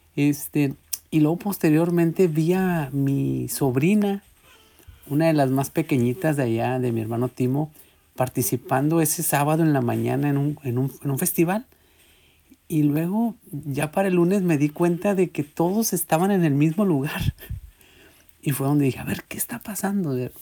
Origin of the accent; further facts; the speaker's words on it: Guadalupe, Nuevo León, Mexico; moved away; yo me crié ahí en Ciudad Guadalupe